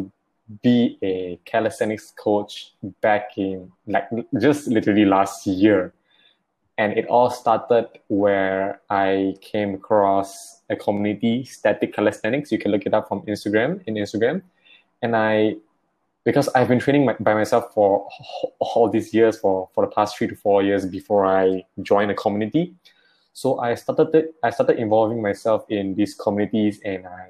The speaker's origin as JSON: {"language": "English", "town": "Klang", "region": "Selangor", "country": "Malaysia", "said": "I am from Klang, and I'm actually a full-time primary school teacher"}